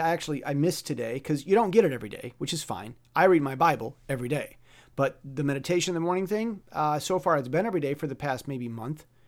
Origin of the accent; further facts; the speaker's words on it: United States; moved away as an adult; now in Taiwan; I'm, I'm an American.